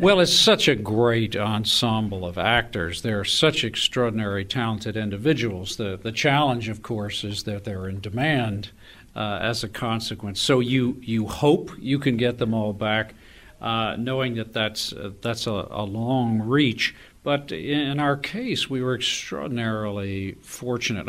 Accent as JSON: {"language": "English", "town": "Austin", "region": "Texas", "country": "United States", "tie": "born or raised there", "also_born_or_lived": "North Carolina", "said": "I am a Tar Heel by birth, uh, but a Texan by adoption. I grew up in Austin"}